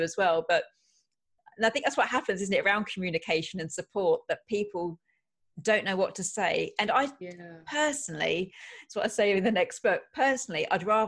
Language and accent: English; England, United Kingdom; we're awfully English here